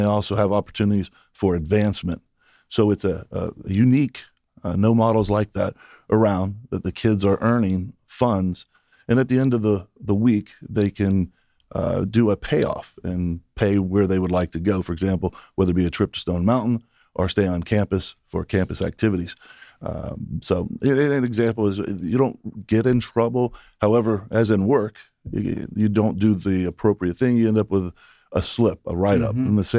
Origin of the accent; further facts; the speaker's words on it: Daytona, Florida, United States; now in Michigan, United States; And I'm originally from Daytona. So family and friends and colleagues are from South Georgia and the Georgia area.